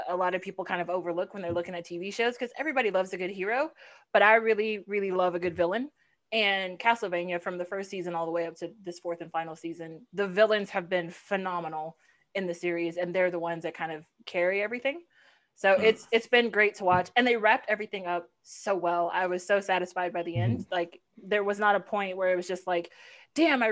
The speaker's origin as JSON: {"language": "English", "town": "Houston", "region": "Texas", "country": "United States", "tie": "born or raised there", "also_born_or_lived": "Los Angeles", "said": "born and raised in Houston. I lived in LA for a little bit, moved back home"}